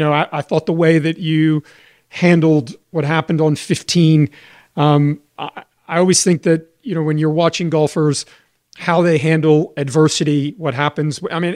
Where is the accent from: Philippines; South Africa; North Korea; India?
South Africa; Johannesburg, Gauteng; I'm from Johannesburg. I'm a member at the same club that she's a member at.